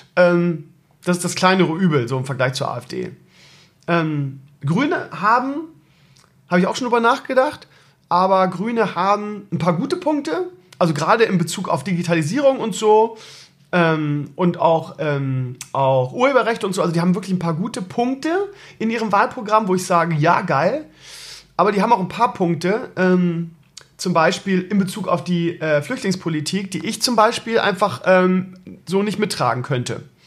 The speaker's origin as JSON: {"language": "German", "region": "Bremen", "country": "Germany", "said": "so als Bremer ist man Werder-Fan und wählt SPD"}